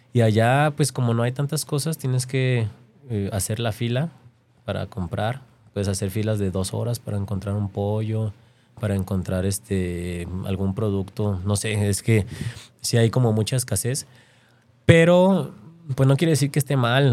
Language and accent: Spanish; Mexico